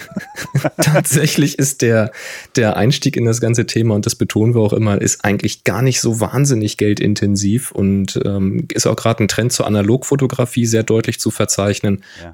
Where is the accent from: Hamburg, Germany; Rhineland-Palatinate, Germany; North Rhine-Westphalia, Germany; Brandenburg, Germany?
Hamburg, Germany; moved away; also born or lived in Hanover area; bin gebürtiger Hamburger